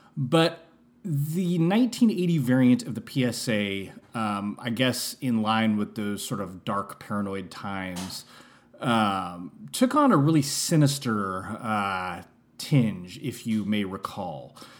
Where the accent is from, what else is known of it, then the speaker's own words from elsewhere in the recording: San Francisco, California, United States; I only lived in San Francisco from the years of zero to five, and then I never lived there again